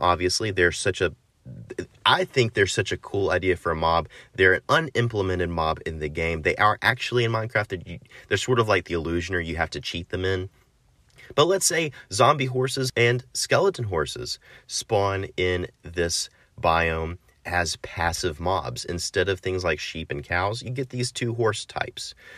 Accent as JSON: {"language": "English", "country": "United States", "said": "I'm American"}